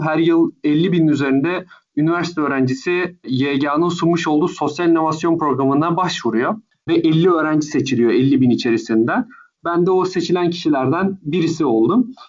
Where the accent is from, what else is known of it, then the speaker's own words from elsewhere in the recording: Istanbul, Turkey; also born or lived in Ankara / United States; Ankara'da doğdum ve sonrasında İstanbul'da Körler Okulu'nda ilkokulla başladım